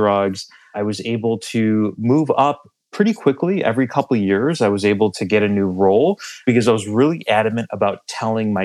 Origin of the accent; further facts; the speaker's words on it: Chicago, Illinois, United States; I'm originally from the Chicagoland area. I currently live in the city of Chicago